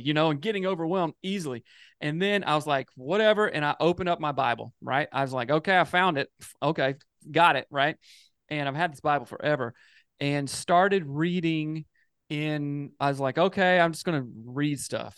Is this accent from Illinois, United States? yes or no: no; Greer, South Carolina, United States; moved away; I'm from the South in South Carolina and moved out here